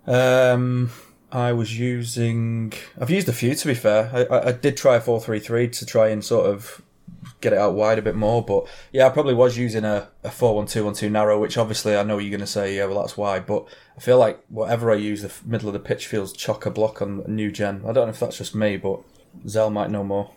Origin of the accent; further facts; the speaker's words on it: England, United Kingdom; I am English